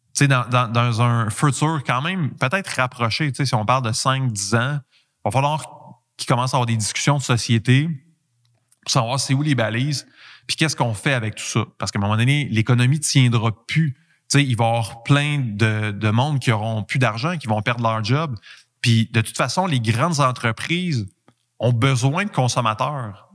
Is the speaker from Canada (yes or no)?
yes; Quebec, Canada; accent: Québécois; j'ai un accent québécois